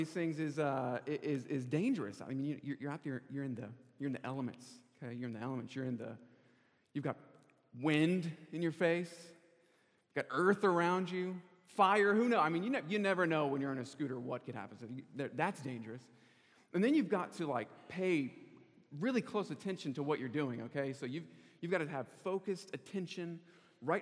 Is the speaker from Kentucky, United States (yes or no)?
no; Charlotte, North Carolina, United States; moved away as an adult; also born or lived in California; I'm originally from Charlotte, North Carolina.